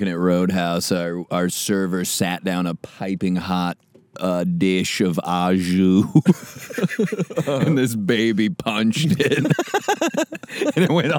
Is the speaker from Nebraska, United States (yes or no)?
yes; Nebraska, United States; We grew up in Nebraska.